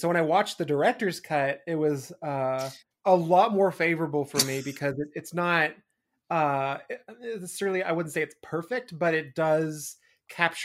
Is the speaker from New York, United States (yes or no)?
no; Eastern Washington, United States; when I was growing up in Eastern Washington